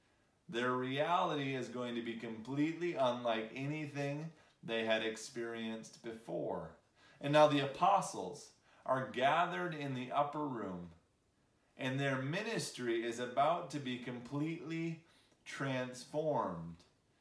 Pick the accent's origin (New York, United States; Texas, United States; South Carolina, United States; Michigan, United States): Michigan, United States; also born or lived in Chicago; now in Lafayette, United States; I grew up in Michigan, I lived in Chicago.